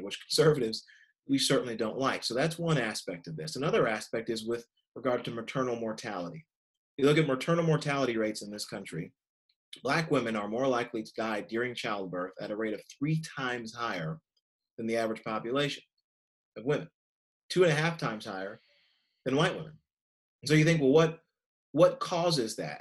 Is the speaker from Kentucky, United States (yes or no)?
yes; Kentucky, United States; my home state of Kentucky